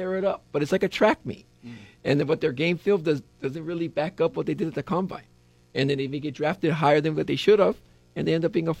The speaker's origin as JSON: {"language": "English", "town": "Laie", "region": "Hawaii", "country": "United States", "tie": "born or raised there", "said": "I grew up out there in Laie, Kokui. I went to Kokui High School."}